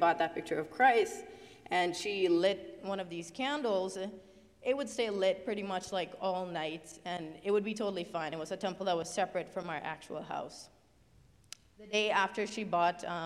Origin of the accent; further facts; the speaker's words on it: Trinidad & Tobago; moved away; where my family is from, we're from Trinidad instead.